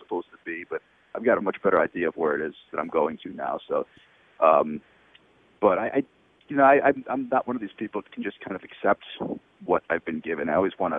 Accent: Buffalo, New York, United States; moved away as an adult; also born or lived in Port St. Lucie, Florida / Woodstock area, New York / Mexico / Miami; now in San Diego, United States; I grew up in Buffalo

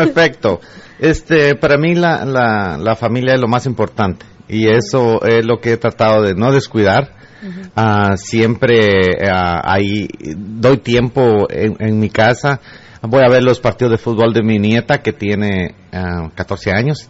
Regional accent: El Progreso, Guatemala; yo nací en el progreso

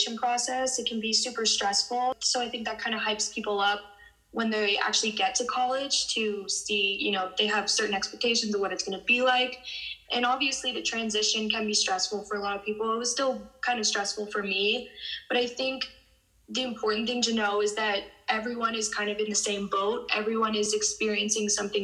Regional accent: Bay Area, California, United States; moved away as an adult; now in Washington, D.C., United States; I'm from the Bay Area in California, and I'm now a sophomore at Georgetown University

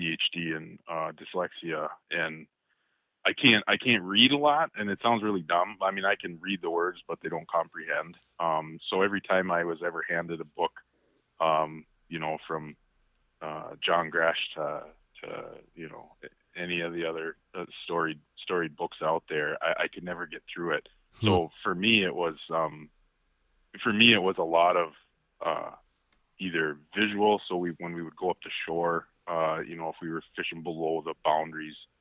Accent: the Arrowhead, northeastern Minnesota, United States; we were growing up in the Arrowhead here, northeastern Minnesota

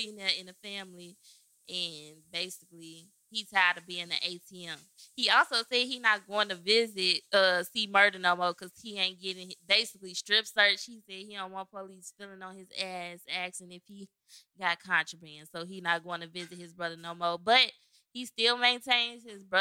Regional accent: Chicago, Illinois, United States; I'm from Chicago

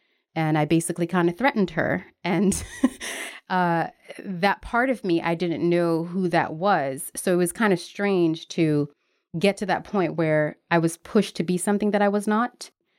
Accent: Newark, New Jersey, United States; I grew up in Newark, New Jersey, which was basically a ghetto. It was considered the Black Hood.

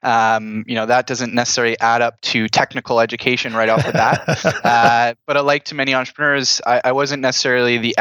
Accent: Oakville, Ontario, Canada; I grew up in Oakville, Ontario, a little suburb outside of Toronto.

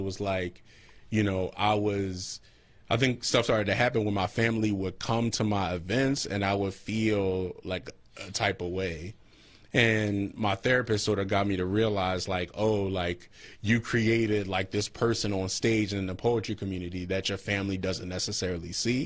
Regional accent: Philadelphia, Pennsylvania, United States; I grew up on Knox Street

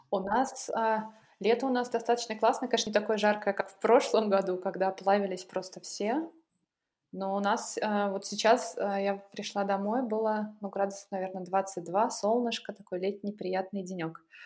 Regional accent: Pushkin, Saint Petersburg, Russia; moved away as an adult; now in Dortmund, Germany; я родилась а, в Питере и, собственно, прожила там 20 лет своей жизни. Я жила не, не в самом в Питере, а в чудесном пригороде, который называется Царское село

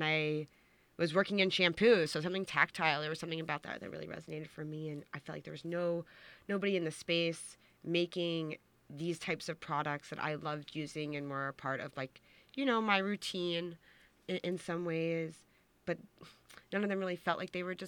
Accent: Long Island, New York, United States; I'm originally from Long Island

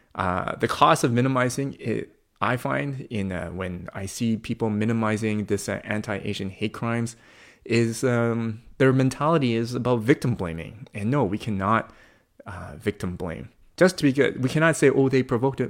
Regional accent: Coquitlam, British Columbia, Canada; born and raised in, uh, in this province, uh, born and raised in Kukulam

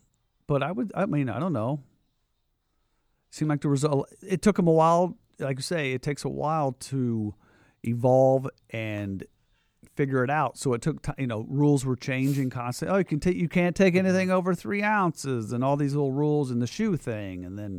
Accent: Midwest, United States; Yeah. Yeah. It was like, as a sports fan and being a Midwesterner, it was the Big Ten tournament

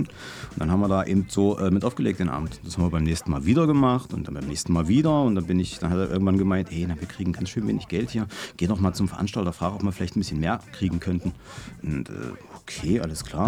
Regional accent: Halle, Saxony-Anhalt, Germany; Halle Saale geboren, bin immer noch da, werde wahrscheinlich für immer da bleiben

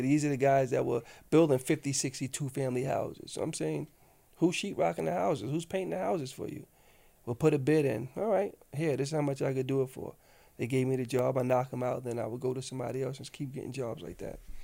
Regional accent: New York City, New York, United States; I come from South Jamaica, the old school South Jamaica

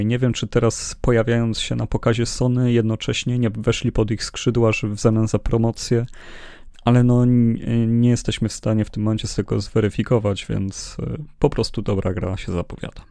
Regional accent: Poland; my z Polski

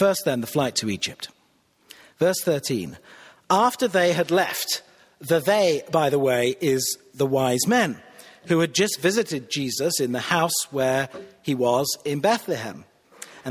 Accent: Cheshire, North West England, United Kingdom; moved away as an adult; also born or lived in Manchester / Shropshire; now in Pittsburgh, United States; Cheshire, where I grew up

